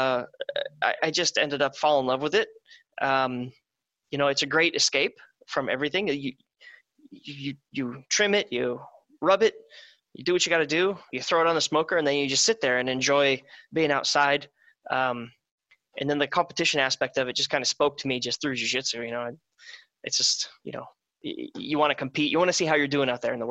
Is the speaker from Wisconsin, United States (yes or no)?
yes; Wisconsin, United States; now in Southern California, United States; I'm from Wisconsin, where it's meat and cheese and beer